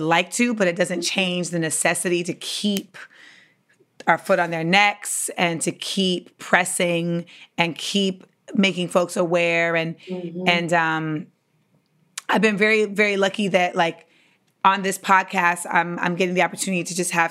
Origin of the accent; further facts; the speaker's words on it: Florida, United States; I'm from Florida